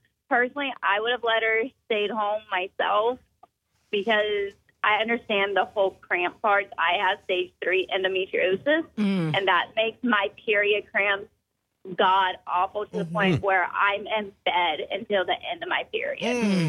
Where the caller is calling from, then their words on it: Cross, South Carolina, United States; I'm calling from Cross, South Carolina.